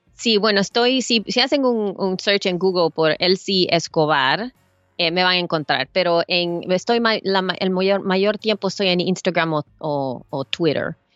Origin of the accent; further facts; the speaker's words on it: El Salvador; now in United States; yo soy salvadoreña, yo vengo de Salvador